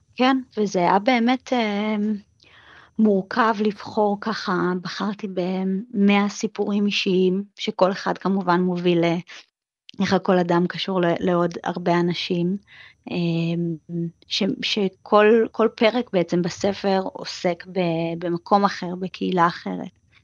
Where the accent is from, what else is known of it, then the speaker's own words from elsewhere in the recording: Israel; moved away as an adult; now in New York, United States; אני ישראלית שנמצאת פה זמן קצר